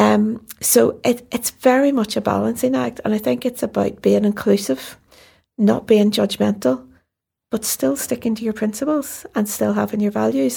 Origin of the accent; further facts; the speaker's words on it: Belfast, Northern Ireland, United Kingdom; I grew up in North Belfast